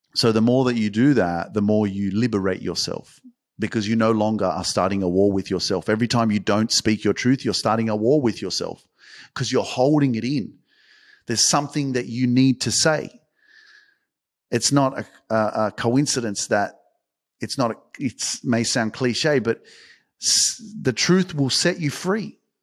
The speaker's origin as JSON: {"language": "English", "country": "Australia", "said": "I'm freaking from Australia"}